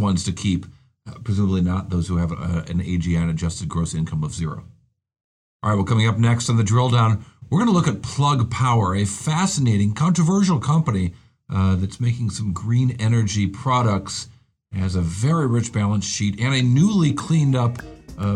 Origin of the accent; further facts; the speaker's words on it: Rochester, New York, United States; glamorous Rochester, New York, my hometown